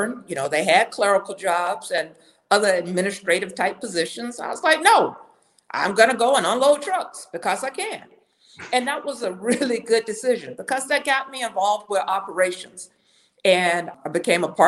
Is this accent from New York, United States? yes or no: no; Florida, United States; moved away as an adult; also born or lived in Orlando / Atlanta / Omaha / Minnesota; now in Chicago, United States; I'm a native Floridian.